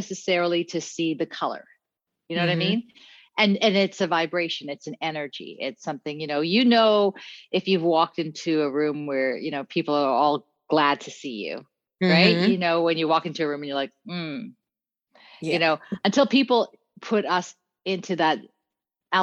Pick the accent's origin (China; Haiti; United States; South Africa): South Africa; Cape Town, Western Cape; now in British Columbia, Canada; I'm a West Coast BC girl, but originally I'm from Cape Town, South Africa. And so I grew up, I'm a colored woman